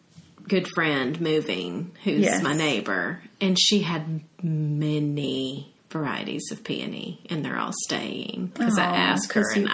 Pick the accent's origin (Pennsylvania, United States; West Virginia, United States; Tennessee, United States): Tennessee, United States; Brentwood; I remember growing up in Brentwood, Tennessee.